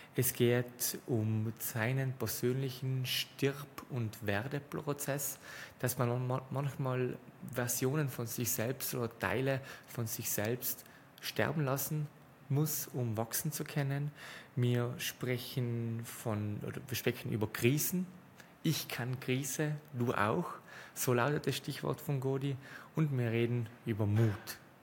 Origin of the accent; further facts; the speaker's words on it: South Tyrol, Trentino-Alto Adige, Italy; accent: South Tyrolean; unserem Südtiroler Dialekt